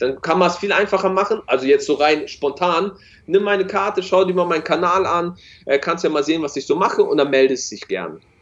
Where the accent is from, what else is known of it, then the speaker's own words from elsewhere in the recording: Hamburg, Germany; bei uns in Hamburg